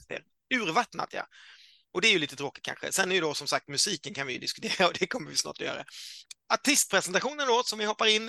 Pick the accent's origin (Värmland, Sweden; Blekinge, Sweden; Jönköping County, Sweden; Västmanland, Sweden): Blekinge, Sweden; Karlskrona; moved away; Jag är ju född i Karlskrona